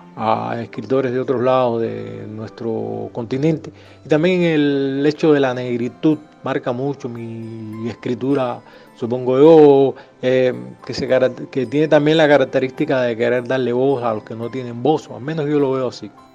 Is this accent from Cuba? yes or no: yes; Havana, Cuba; moved away; also born or lived in Cienfuegos; Yo nací en Ciudad de La Habana